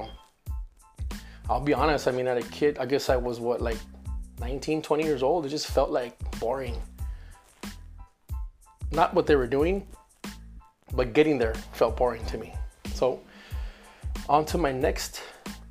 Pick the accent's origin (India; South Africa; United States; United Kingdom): United States; McAllen, Texas; also born or lived in Reynosa, Tamaulipas, Mexico / Edinburg, Texas; I grew up in McAllen, Texas. I live now in Edinburgh, Texas